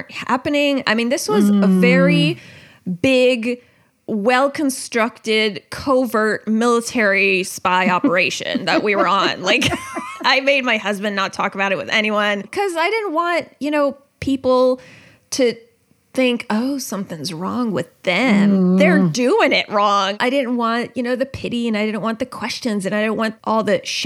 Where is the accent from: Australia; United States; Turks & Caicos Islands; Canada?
United States; I grew up in the American public school system